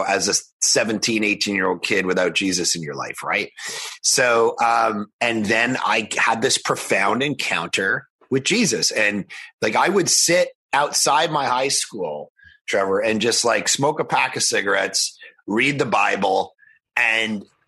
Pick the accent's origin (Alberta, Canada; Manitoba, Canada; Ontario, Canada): Ontario, Canada; just outside of Toronto; I was born just outside of Toronto, grew up in a totally non-Christian home.